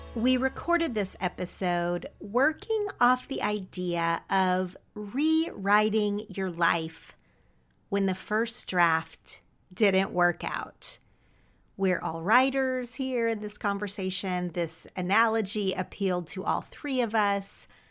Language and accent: English; Oklahoma, United States; moved away as an adult; now in Los Angeles, United States; growing up in Oklahoma.